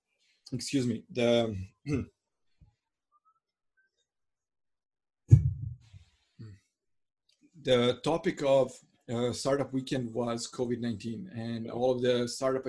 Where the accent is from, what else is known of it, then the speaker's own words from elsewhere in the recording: Croatia; I come from Croatia that's like fairly poor country, and I grew up during the war